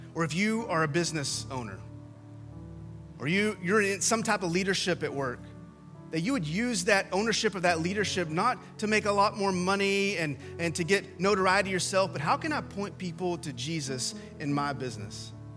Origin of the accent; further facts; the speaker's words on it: West Texas, United States; So, I grew up in West Texas and in the 80s